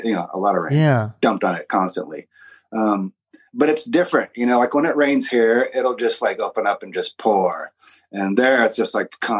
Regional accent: Aberdeen, Washington, United States; I was born in 1967 in Aberdeen, Washington. Woohoo. And I don't know, it was a sleepy middle of nowhere logging town. And sometime after I was born, the industry took a big dump, and then it became a big, depressing, not super great place.

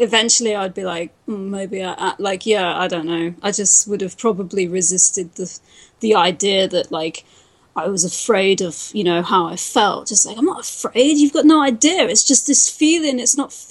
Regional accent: United Kingdom; accent: British; I'm British

